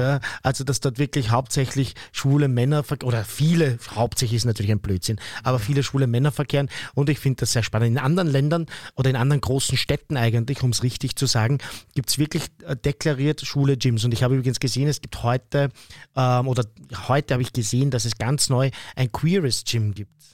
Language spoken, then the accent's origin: German; Austria; bei uns in Österreich